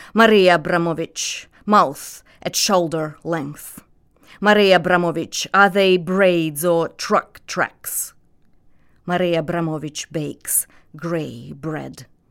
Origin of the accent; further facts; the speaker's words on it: Belarus; first language Russian; English is a second language; moved away as an adult; now in United States; I grew up in a Russian-speaking family, which is very common for, uh, somebody like me born in, um, nineteen eighty-one in the Soviet Union, in a small provincial republic